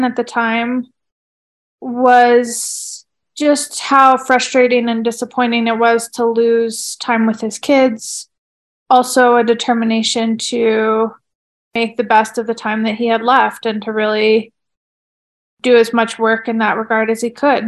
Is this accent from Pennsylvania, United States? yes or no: no; Oregon, United States; now in Flagstaff, United States; I'm originally from Oregon